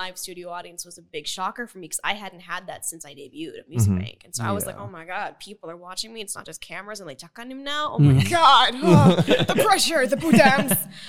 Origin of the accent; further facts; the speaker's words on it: Oklahoma, United States; moved away as an adult; now in South Korea; Oklahoma, of course, my home state